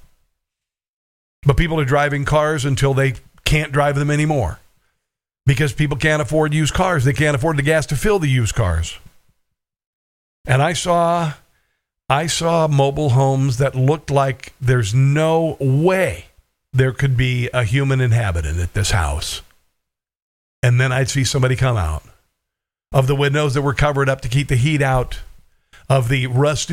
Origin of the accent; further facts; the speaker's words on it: Neola, Iowa, United States; moved away; also born or lived in Missouri / Kansas; this is where I'm from. I'm from Neola, Iowa